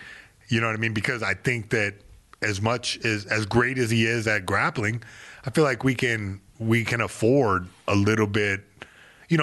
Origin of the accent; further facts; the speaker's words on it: Fayetteville, North Carolina, United States; now I made peace where I came from Fayetteville, North Carolina.